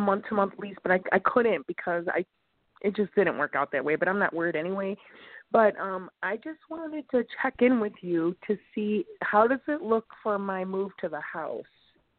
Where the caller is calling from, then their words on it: Chicago, Illinois, United States; calling from Chicago.